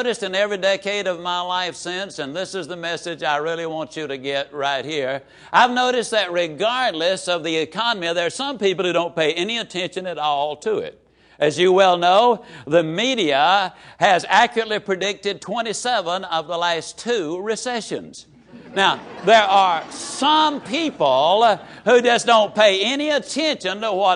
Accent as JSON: {"language": "English", "town": "Yazoo City", "region": "Mississippi", "country": "United States", "tie": "born or raised there", "said": "I can tease about my hometown"}